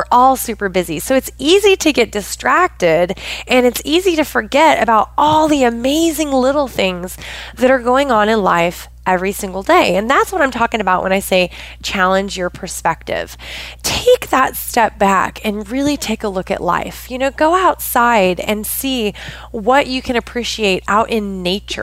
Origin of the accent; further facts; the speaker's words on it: Pacific Northwest of the United States, United States; I grew up in the Pacific Northwest of the United States.